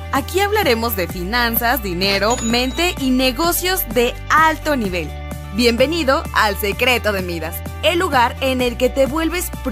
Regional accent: Guadalajara, Jalisco, Mexico; porque ya se acuerdan ustedes que nosotros somos de Guadalajara, nosotros no somos de San Luis Potosí

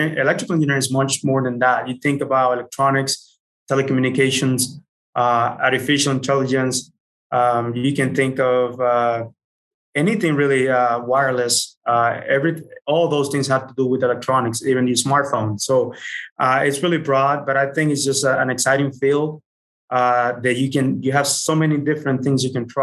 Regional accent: Dominican Republic; moved away as an adult; also born or lived in Utah; I was born and raised in the Dominican Republic

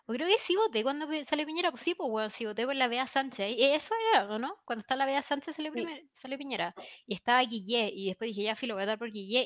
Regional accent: Paine, Santiago Metropolitan Region, Chile; mi pueblo es de Paine

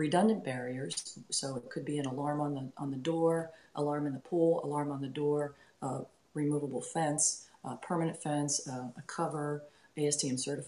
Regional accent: Pittsburgh, Pennsylvania, United States; Pittsburgh, my hometown

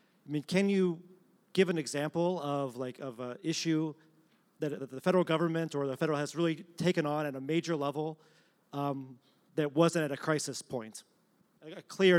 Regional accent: Detroit, Michigan, United States; sorry. I'm from Detroit.

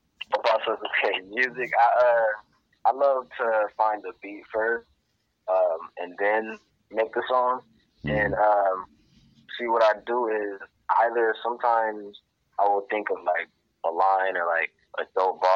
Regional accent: Ypsilanti, Michigan, United States; I'm from Ypsilanti, Michigan. Born and raised. I'm still here now

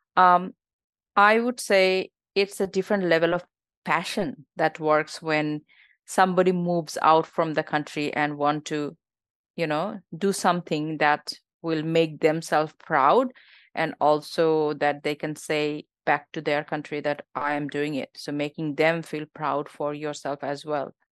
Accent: Bangladesh; born or raised there; moved away as an adult; now in Australia

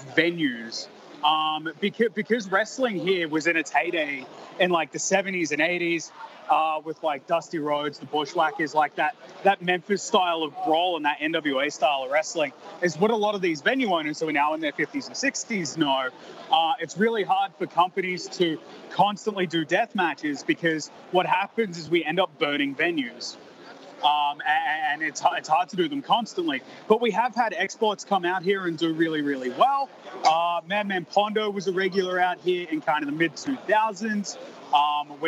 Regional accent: Melbourne, Victoria, Australia; I'm from Melbourne, Australia

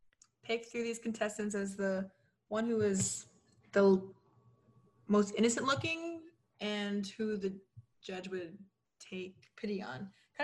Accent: San Antonio, Texas, United States; I'm from San Antonio.

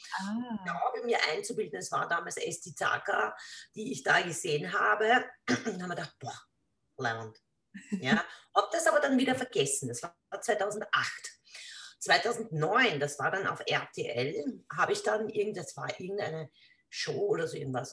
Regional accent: Lower Austria, Austria; bei uns in Niederösterreich

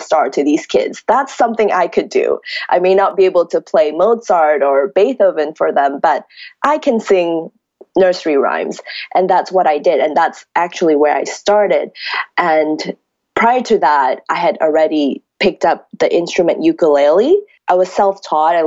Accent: Malaysia; moved away as an adult; now in California, United States; I grew up in Malaysia, 17 years of my life

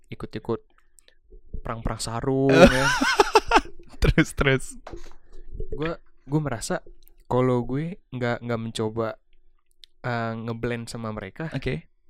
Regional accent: Depok, West Java, Indonesia; also born or lived in Jakarta; gue lahir di Jakarta Timur. Yeah dan tumbuh besar di Depok

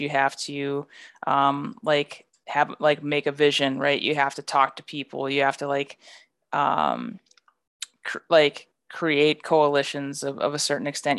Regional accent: rural North Dakota, United States; I'm from a rural, like, rural North Dakota

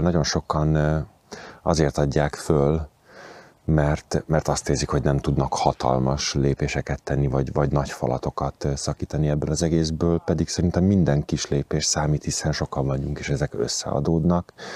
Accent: Budapest, Hungary; moved away as an adult; also born or lived in near Kaposvár; Én egy panel gyerek vagyok, tehát lakótelepen születtem, lakótelepen éltem. Amikor tizenpár évvel ezelőtt szabadúszó lettem, akkor úgy döntöttem, hogy a, a bázisomat áthelyezem a fővárosból vidékre

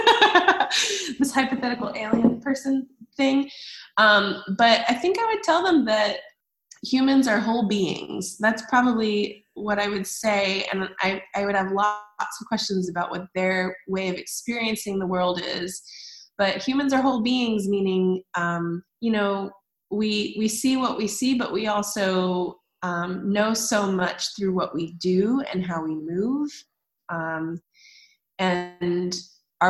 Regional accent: United States; as an American

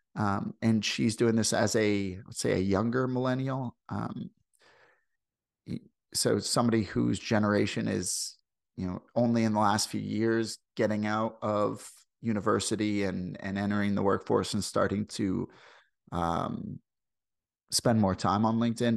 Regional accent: St. Louis, Missouri, United States; accent: Midwestern; now in Canada; I come from Saint Louis. I come from, like, the, the, the, like, line between th, the southern United States and, and the rest of the country

